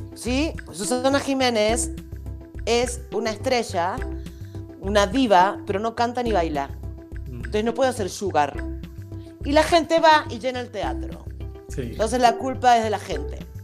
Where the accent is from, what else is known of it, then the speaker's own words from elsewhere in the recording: Argentina; moved away as an adult; now in Mexico; como buena argentina que soy